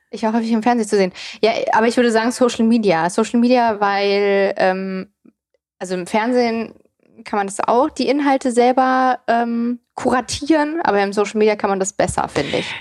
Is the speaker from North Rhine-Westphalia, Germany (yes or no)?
no; near Frankfurt, Hesse, Germany; moved away as an adult; also born or lived in East Germany (born) / Darmstadt; now in Berlin, Germany; Also ich bin ja in der Nähe von Frankfurt groß geworden, habe in Darmstadt studiert